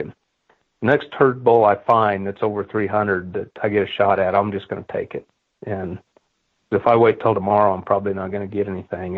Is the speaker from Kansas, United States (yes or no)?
yes; Kansas, United States; I grew up in Kansas and, and I bought my first piece of land when I was 19, when I, had, I took over the family farm